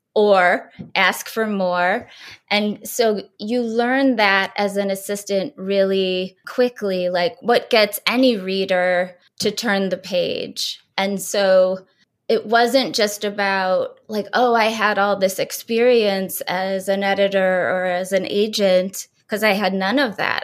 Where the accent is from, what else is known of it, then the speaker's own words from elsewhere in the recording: rural Ohio, United States; moved away as an adult; also born or lived in Kent State; now in New York City, United States; I was from rural Ohio